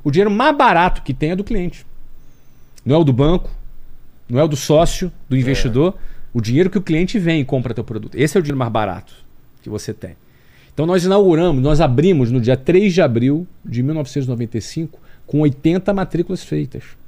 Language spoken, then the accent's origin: Portuguese; Rio de Janeiro, Brazil; moved away as an adult; Sou do Rio de Janeiro